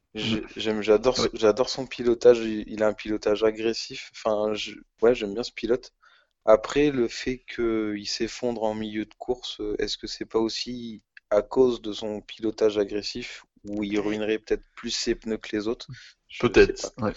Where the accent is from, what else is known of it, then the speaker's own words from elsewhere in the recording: France; En tant que Français chauvin